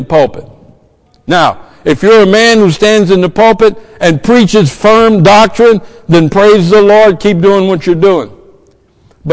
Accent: the South, United States; I'm from the South.

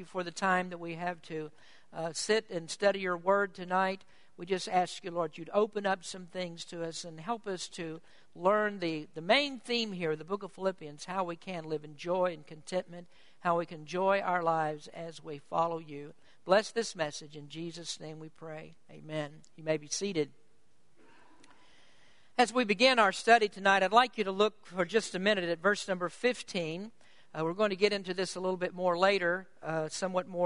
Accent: United States; as American people and many times as American Christians

